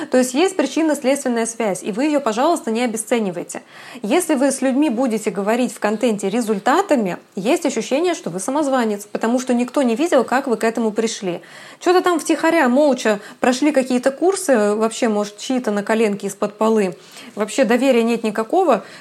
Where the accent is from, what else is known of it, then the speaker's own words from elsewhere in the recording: Kazakhstan; now in Kaliningrad, Russia; мне 32 годика, и родом я из Казахстана, а Калининград — это уже пятый город в моей жизни.